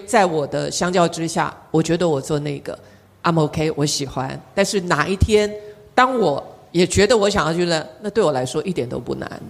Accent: Taiwan; 我们台湾人

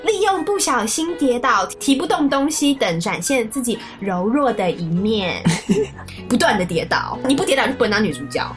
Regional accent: Taiwan; accent: Taiwanese accent; 我们台湾人

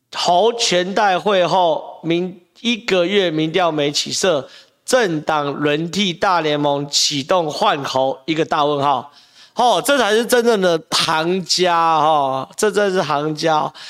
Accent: Taiwan; 我们台湾人

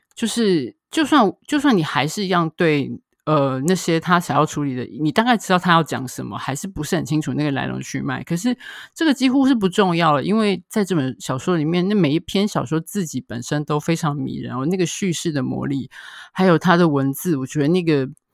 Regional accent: Taiwan; 我们台湾这边

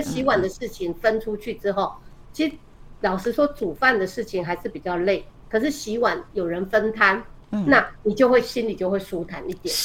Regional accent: Taiwan; 我们台湾人的住家，那个厨房，嗯。通常都不是大家一起准备食物这样子的空间嘛

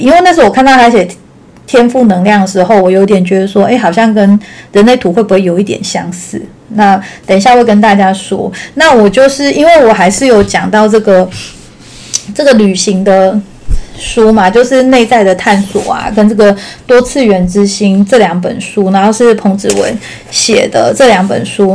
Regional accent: Taichung, Taiwan; 因为我是台中人嘛

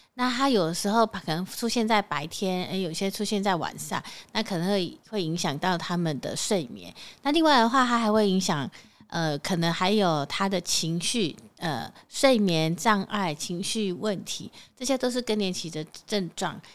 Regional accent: Taiwan; 我们台湾人

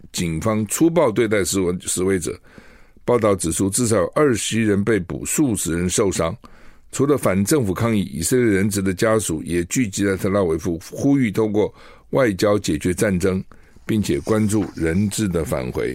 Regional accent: Taiwan; 一个墨西哥城跟我们台湾人一样多啊

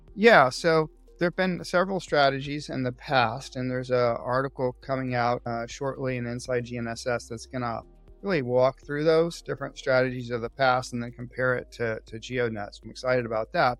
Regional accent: Austin, Texas, United States; moved away as an adult; also born or lived in California; I grew up in Austin, Texas, and moved to California, where I attended UC Berkeley

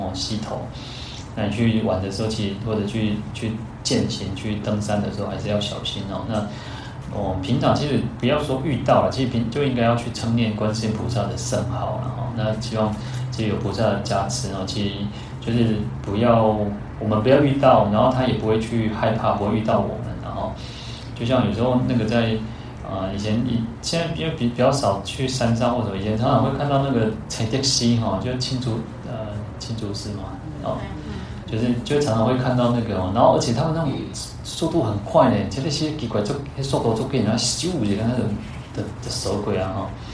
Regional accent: Taiwan; 我们以台湾来讲

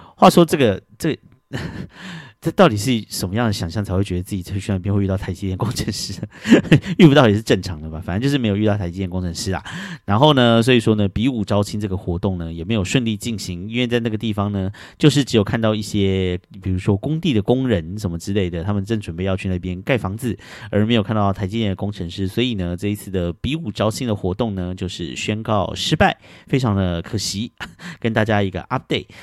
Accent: Taiwan; 我们台湾人很相信水晶会带来的能量

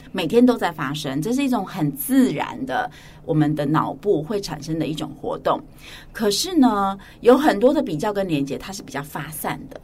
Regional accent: Hualien County, Taiwan; moved away as an adult; now in New Taipei, Taiwan; 我从小就是在华联长大

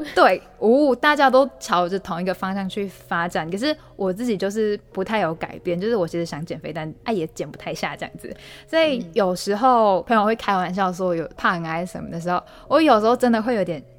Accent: Malaysia; moved away as an adult; now in Taiwan; 我们其实是马来西亚人

